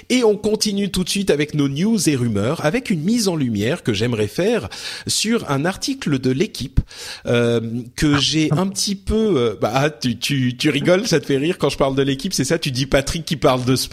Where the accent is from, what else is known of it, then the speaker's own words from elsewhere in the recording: Lebanon; born there; moved away; je suis né au Liban et j'ai en fait ma famille a quitté le pays à cause de la guerre.